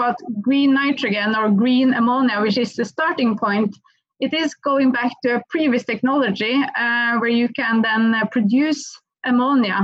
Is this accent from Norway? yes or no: yes; Norway; accent: Norwegian; English is a second language; I still have a proper Norwegian accent